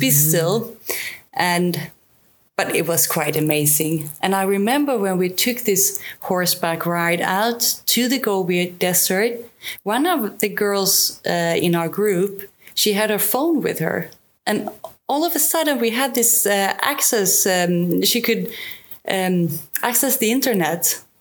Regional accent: the very south part of Sweden, southern Sweden, Sweden; moved away as an adult; now in Spain; We are both from the very south part of Sweden. Okay. Born and raised.

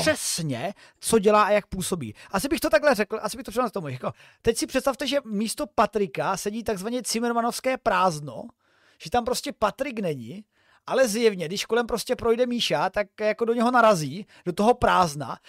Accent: Moravia, Czechia; u nás na Moravě

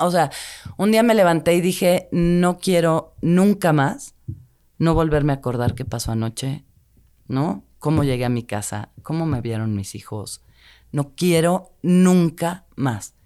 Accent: Mexico City, Mexico; yo crecí en Tlatelolco hasta los 35 me fui de ahí

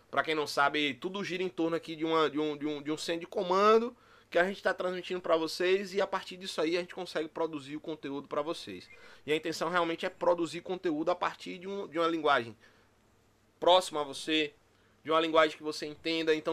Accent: Bahia, Brazil; Que pra quem não sabe, eu também sou baiano, chamo Tiguinho de, de, de da Bahia, mas eu também sou

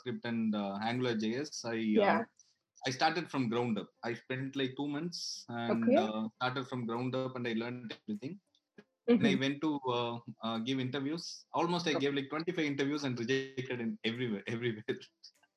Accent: Madurai, Tamil Nadu, India; moved away as an adult; also born or lived in Chennai / Bangalore; now in Berlin, Germany; I'm from Madurai

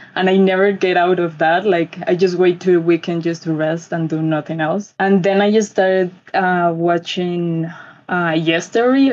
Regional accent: Bogota, Colombia; from Colombia, Bogota specifically.

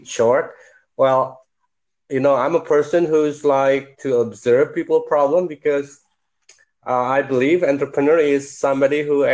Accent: Jakarta, Indonesia; I'm from Jakarta.

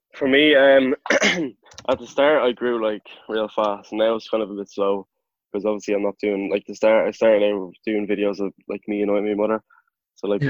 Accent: Clare, Munster, Ireland; I'm from Clare

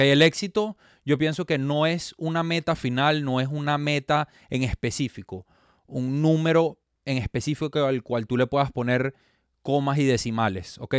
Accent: Venezuela; moved away as an adult; now in Miami, United States; soy venezolano, me radico en la ciudad de Miami

